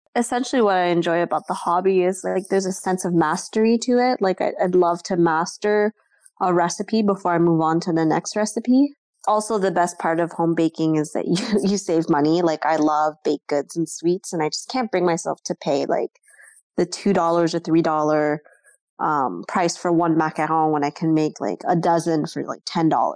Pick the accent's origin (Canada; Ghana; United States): Canada; Ottawa, Ontario; I grew up in Ottawa my whole life